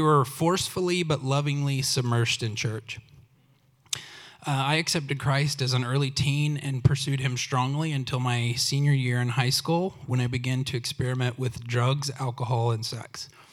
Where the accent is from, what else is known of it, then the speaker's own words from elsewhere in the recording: Oklahoma, United States; I grew up in Oklahoma